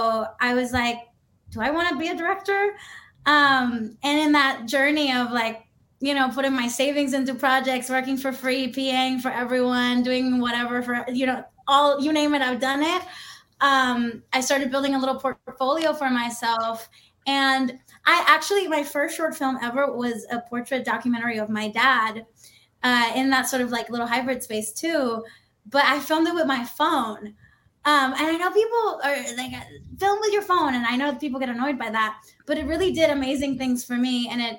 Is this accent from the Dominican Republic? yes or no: yes; Dominican Republic; moved away as an adult; now in United States; So I'm Dominican. I grew up in the Dominican Republic. And I moved to the US when I was 18.